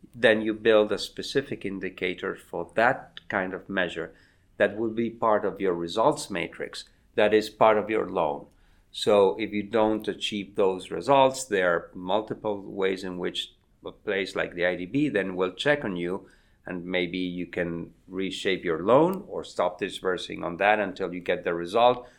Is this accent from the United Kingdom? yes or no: no; Argentina; moved away as an adult; also born or lived in United States; the eighties in Argentina, my home country